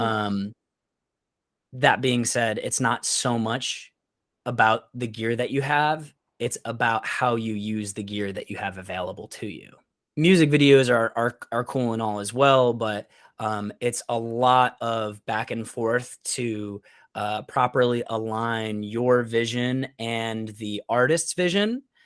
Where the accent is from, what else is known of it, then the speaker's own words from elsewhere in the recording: Syracuse, New York, United States; moved away as an adult; also born or lived in Teaneck, New Jersey; now in Florida, United States; I'm originally from Syracuse, New York